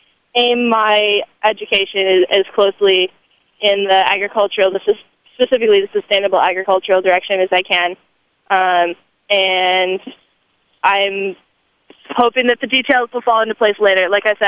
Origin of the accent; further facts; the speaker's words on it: Michigan, United States; moved away as an adult; You know, I came here from Michigan, and it was quite a culture shock to come here and see so many people proud of that heritage.